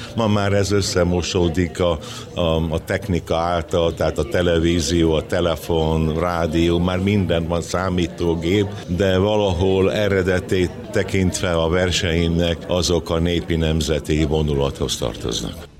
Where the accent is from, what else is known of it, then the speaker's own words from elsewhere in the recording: Vas, Hungary; now in Érd, Hungary; Vas megyéből származom